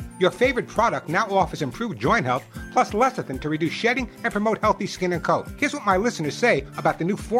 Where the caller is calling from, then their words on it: California, United States; I'm calling from California, by the way, those people listening from around the country.